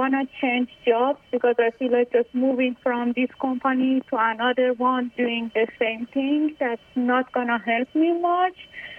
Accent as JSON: {"language": "English", "country": "Iran", "moved": "as an adult", "lives_now": "United States", "said": "I moved from Iran about 10 years ago. I went to a school in Philadelphia, so I studied public health."}